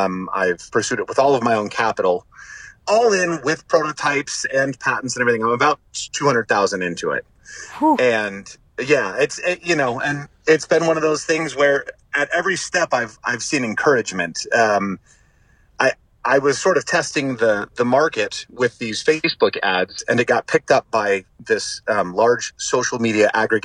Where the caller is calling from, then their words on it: California, United States; Smack dab in the center of California.